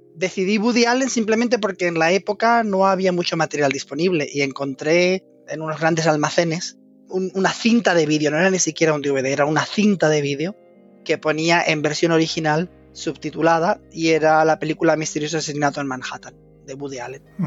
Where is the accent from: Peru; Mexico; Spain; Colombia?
Spain; moved away as an adult; also born or lived in Valencia; now in London, United Kingdom; soy de origen español y de hecho me eduqué en España